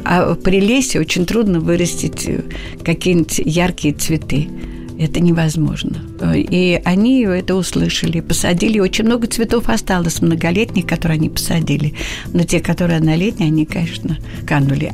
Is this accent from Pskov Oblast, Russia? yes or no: no; Moscow, Russia; also born or lived in Abramtsevo; я москвичка коренная, угу. да, плющихинская девица